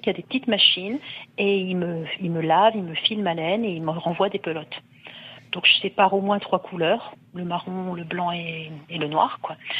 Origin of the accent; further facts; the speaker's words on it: northern France, France; now in Côte-d'Or, France; je viens du nord de la France et mon père avait des moutons